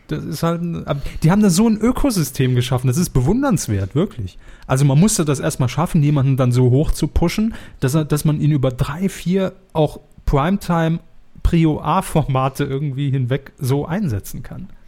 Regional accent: Saarland, Germany; wo man natürlich sofort merkt, als Saarländer

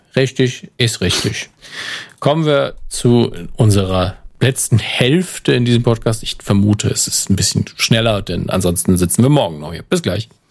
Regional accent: Germany; Da bin ich auch ein Deutscher

